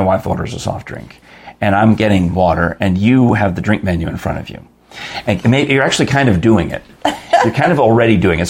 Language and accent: English; New York, United States; Growing up in New York